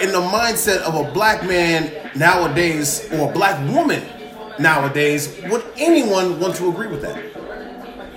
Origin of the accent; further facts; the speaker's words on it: Chicago, Illinois, United States; I was born and raised in Chicago.